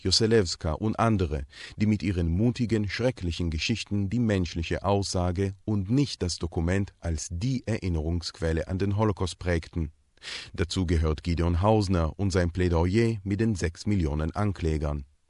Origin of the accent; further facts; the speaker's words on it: Jerusalem, Jerusalem District, Israel; Ich bin 1979 in Jerusalem geboren und gehöre damit einer jüngeren Generation von Israelis